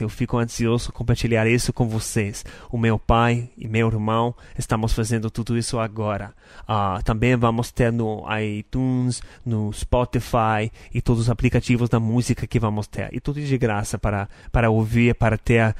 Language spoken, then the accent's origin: Portuguese; United States; Portuguese is a second language; now in Brazil; Eu sou norte-americano